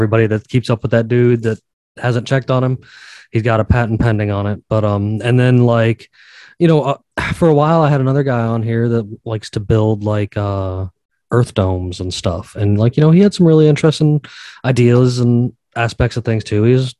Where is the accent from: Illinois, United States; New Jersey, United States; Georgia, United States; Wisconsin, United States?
Georgia, United States; In my home state down here in Georgia